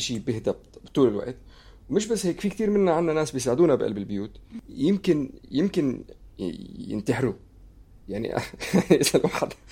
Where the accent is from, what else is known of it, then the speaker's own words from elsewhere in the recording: Syria; انا سوري